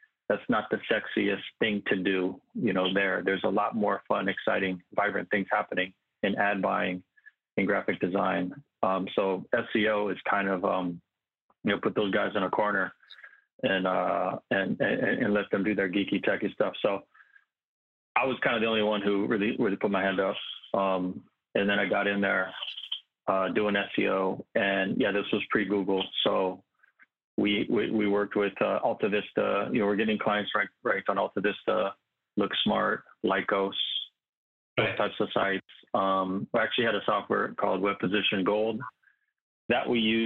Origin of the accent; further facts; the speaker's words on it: Santa Monica, California, United States; I was born and raised in Santa Monica, California